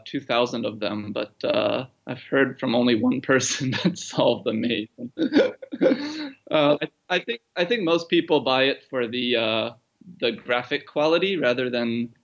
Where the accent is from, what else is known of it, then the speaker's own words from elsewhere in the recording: Tokyo, Japan; also born or lived in Brooklyn, United States; I was born in New York, actually. I was born in Brooklyn, and then my parents moved over to Tokyo when I was one.